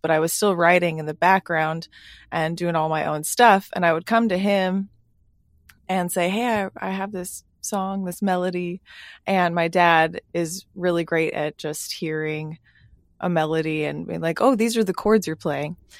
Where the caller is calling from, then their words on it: San Diego, California, United States; I am calling from San Diego